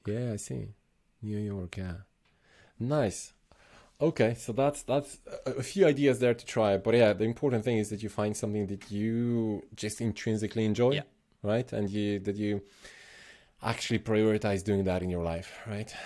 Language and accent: English; Slovenia; I'm originally from Slovenia